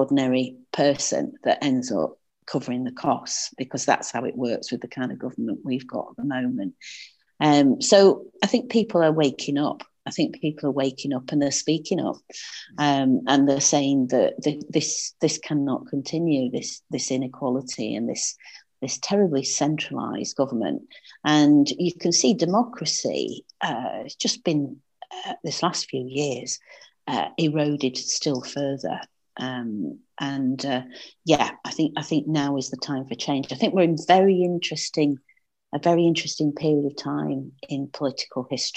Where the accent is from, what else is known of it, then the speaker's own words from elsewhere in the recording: the north of England, United Kingdom; accent: northern; my northern accent